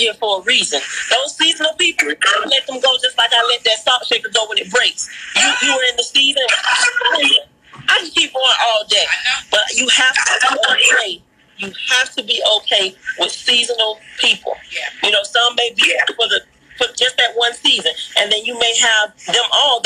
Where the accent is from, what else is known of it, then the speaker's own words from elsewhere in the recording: Pompano Beach, Florida, United States; moved away; Miami, my hometown, Pocono Beach, Florida